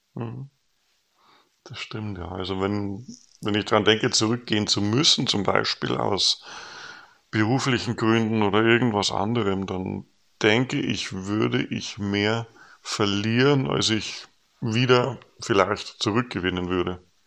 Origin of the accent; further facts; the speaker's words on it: Regensburg, Bavaria, Germany; moved away as an adult; now in North Jutland, Denmark; Regensburg verbinde, wo wir herkommen